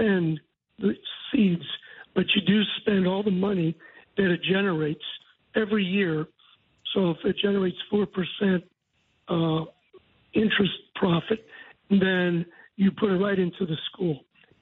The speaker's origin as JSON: {"language": "English", "town": "St. Louis", "region": "Missouri", "country": "United States", "tie": "born or raised there", "moved": "as an adult", "lives_now": "Decatur, United States", "said": "I went to Catholic grade school in St. Louis, Catholic high school, Catholic college"}